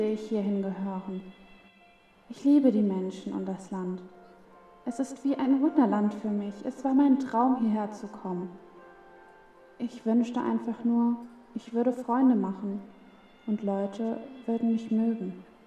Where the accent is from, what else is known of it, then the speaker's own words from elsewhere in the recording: Germany; dass ich aus Deutschland komme, aus Europa